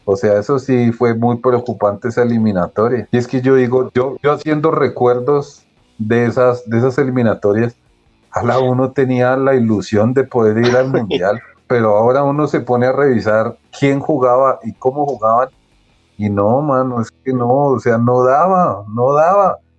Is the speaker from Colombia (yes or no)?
yes; Colombia